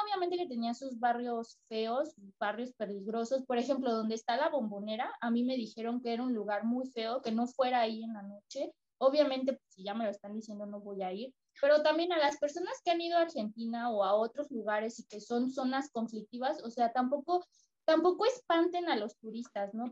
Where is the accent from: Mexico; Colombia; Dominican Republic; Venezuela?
Mexico; yo soy mexicana